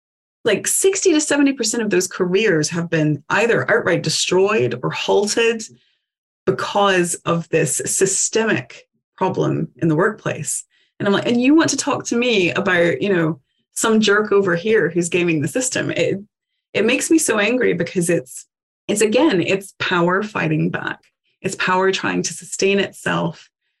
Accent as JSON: {"language": "English", "region": "Appalachia", "country": "United States", "tie": "born or raised there", "said": "because I grew up in the Appalachian Mountains. My mom didn't have access to running water until she started high school. We are mountain people."}